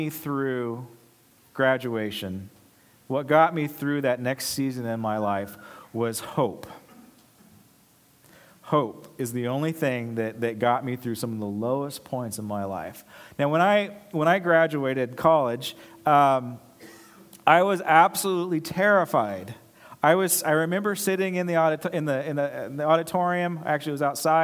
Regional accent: Los Angeles, California, United States; moved away as an adult; also born or lived in Charleston, South Carolina; I'm from Los Angeles

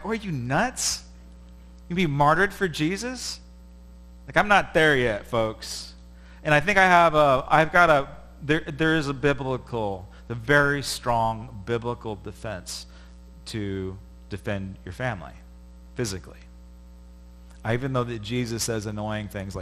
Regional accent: United States; as an American

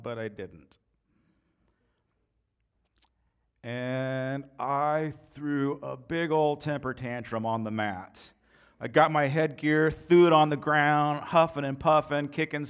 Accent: United States

